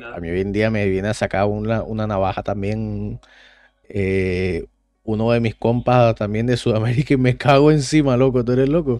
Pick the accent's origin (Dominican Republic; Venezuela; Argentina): Venezuela; Caracas; moved away; cuando yo me fui de Venezuela